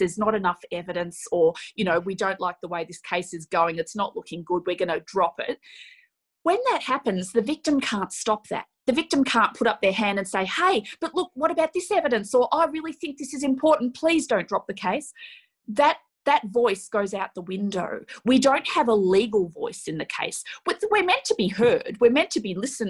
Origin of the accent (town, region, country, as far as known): Australia